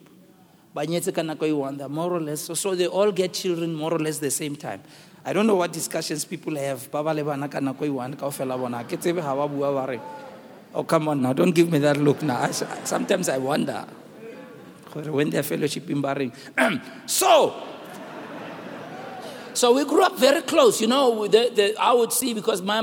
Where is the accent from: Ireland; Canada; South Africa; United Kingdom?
South Africa; Rockville, Gauteng; also born or lived in Western Native Township; my mother, in where we grew up in Rockville, we came from Rockamo, 1961. That's the year in which I was born. We were moved from Western Native Township.